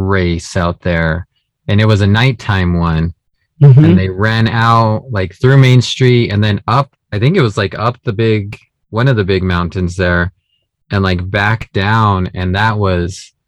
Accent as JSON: {"language": "English", "town": "Las Vegas", "region": "New Mexico", "country": "United States", "tie": "born or raised there", "moved": "yes", "lives_now": "Albuquerque, United States", "said": "I grew up north in Las Vegas"}